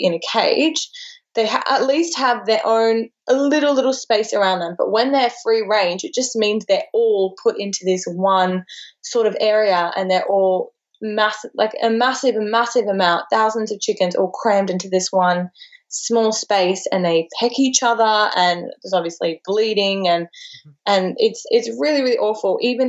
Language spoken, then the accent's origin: English; Texas, United States; also born or lived in Australia; especially growing up in Texas, I can only imagine how much, you know, meat is such a central part of everything